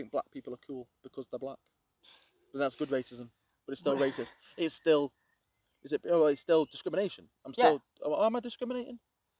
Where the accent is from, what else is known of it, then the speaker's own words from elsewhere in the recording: Crewe, North West England, United Kingdom; now in Sandbach, United Kingdom; I'm Crewe.